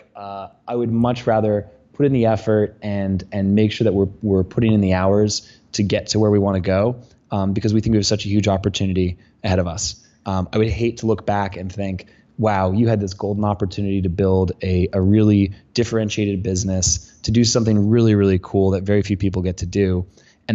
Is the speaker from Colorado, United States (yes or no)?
yes; Colorado, United States; I'm from Colorado. I've been wearing cowboy boots since I was a kid.